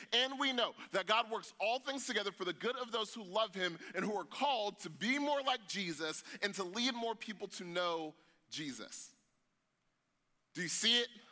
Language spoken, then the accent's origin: English; United States; us as American Christians